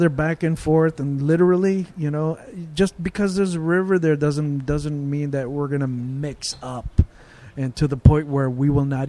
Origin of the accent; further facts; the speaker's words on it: Tagalog people, Luzon, Philippines; From Luzon, from Luzon, there's different tribes. I'm from Tagalog people.